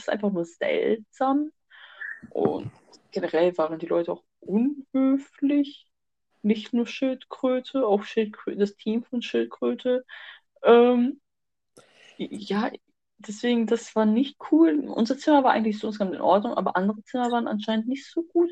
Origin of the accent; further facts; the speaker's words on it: Germany; wir als Deutsche